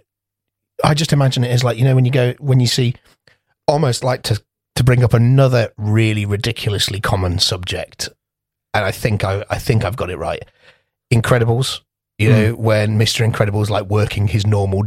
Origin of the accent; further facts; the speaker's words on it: Coventry, West Midlands, United Kingdom; we're from Coventry.